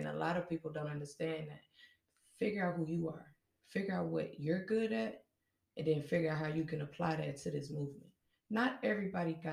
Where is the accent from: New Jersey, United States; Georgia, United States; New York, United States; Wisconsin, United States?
Wisconsin, United States; Kenosha; born or raised there